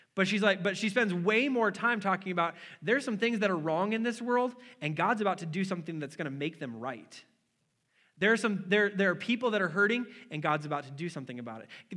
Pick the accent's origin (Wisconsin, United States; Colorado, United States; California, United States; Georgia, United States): Wisconsin, United States; moved away; I'm from Wisconsin